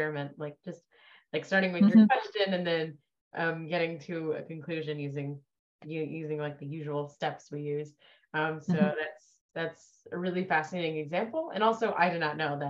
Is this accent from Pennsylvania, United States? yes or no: yes; Pennsylvania, United States; moved away; originally I'm from Pennsylvania